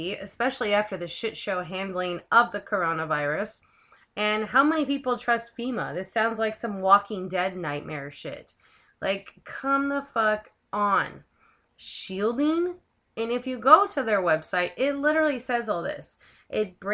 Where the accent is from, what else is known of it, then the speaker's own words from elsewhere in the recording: San Francisco Bay Area, California, United States; I'm from the Bay Area. I'm a native Bay Arian